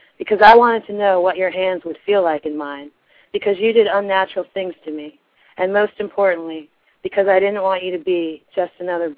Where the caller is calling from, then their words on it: Kansas City, Missouri, United States; Kansas City.